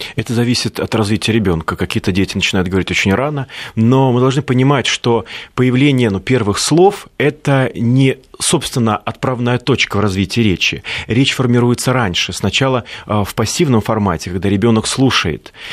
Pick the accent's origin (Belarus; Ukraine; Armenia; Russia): Russia; Siberia; я из Сибири, и я не знаю, а, поймете ли вы, о чем я говорю, если произнесу слова а, мультифора, например, э, вилок, а, башлык